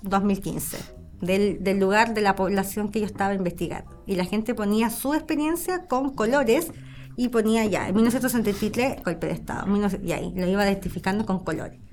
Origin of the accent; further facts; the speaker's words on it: La Serena, Coquimbo, Chile; also born or lived in Elqui Valley; yo soy de La Serena y tengo como un, fuerte eh, cariño, amor identitario por, el lugar